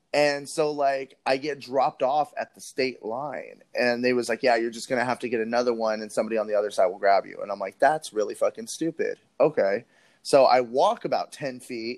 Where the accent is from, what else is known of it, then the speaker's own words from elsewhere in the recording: California, United States; I'm a Californian person